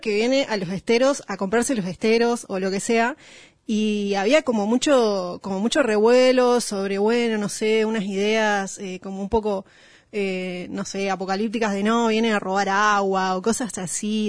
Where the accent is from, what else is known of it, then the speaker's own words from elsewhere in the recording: Chaco, Argentina; Yo soy del Chaco, que está al lado de Corrientes.